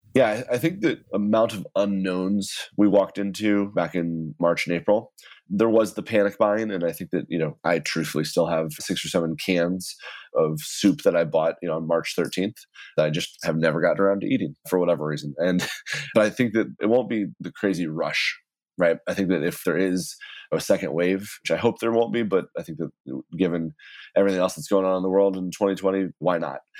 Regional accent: Texas, United States; now in New York City, United States; I grew up in Texas and my entire family's from the Midwest

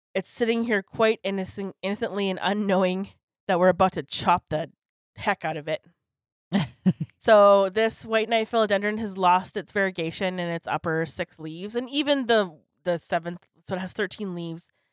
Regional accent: Canada; I'm so Canadian

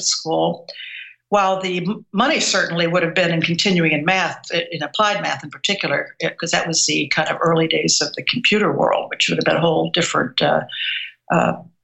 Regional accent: Missouri, United States; I was born and raised in Missouri

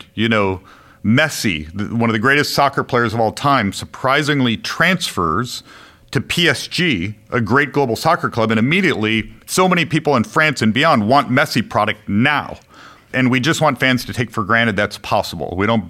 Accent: Midwest, United States; Yeah, I grew up in the Midwest. I went to school in the Northeast.

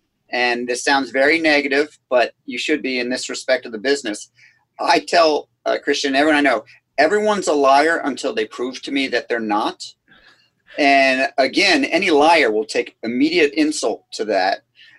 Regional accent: Scotland, United Kingdom; So again, being Scottish, $100 no is really painful to me.

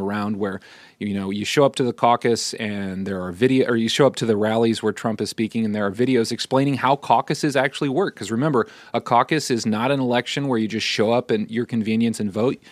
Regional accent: Iowa-Nebraska border, Midwest, United States; I grew up in the Midwest across the border of Iowa and Nebraska.

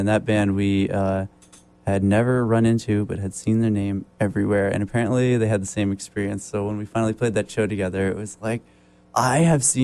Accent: New Brunswick, New Jersey, United States; we're from New Brunswick, New Jersey

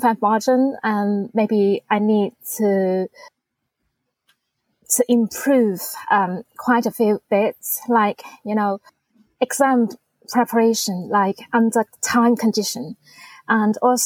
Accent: Guangdong, China; English is a second language; now in Hong Kong; I am originally from mainland China. I was born in Guangdong province.

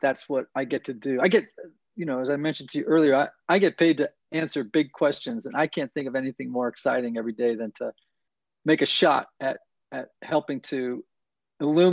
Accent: Greenwich, Connecticut, United States; also born or lived in New York; now in Nashville, United States; I grew up in Greenwich, Connecticut, a small, wealthy community about 35 miles from Midtown Manhattan

